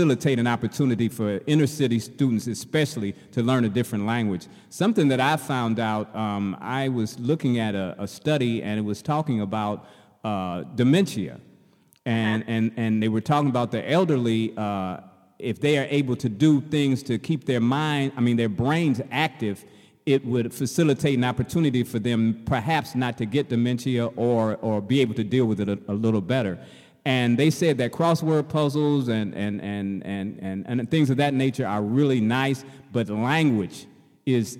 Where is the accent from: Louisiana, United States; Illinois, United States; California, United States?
Illinois, United States; Chicago; I'm from Chicago, and the entire school system in Chicago